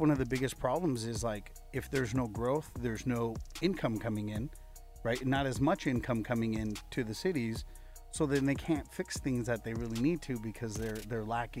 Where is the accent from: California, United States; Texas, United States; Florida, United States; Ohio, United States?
California, United States; Ventura; also born or lived in India; I grew up in Ventura my whole life. I was here since preschool.